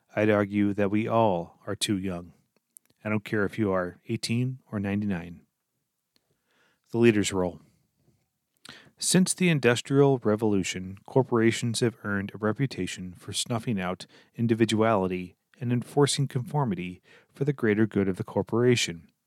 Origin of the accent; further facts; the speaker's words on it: Lancaster, Pennsylvania, United States; moved away as an adult; also born or lived in Minnesota; I grew up in Lancaster, Pennsylvania